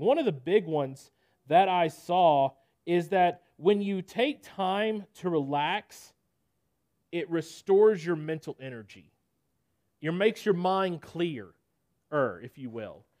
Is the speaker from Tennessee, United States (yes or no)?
yes; Nashville, Tennessee, United States; I'm from Nashville, Tennessee, born and raised